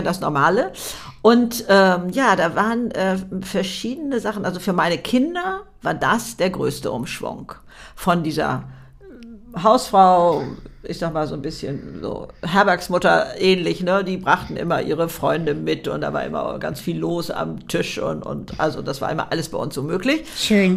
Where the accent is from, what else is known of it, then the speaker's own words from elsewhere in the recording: Hamburg, Germany; Hamburg ähm, ich äh, meine Heimatstadt sozusagen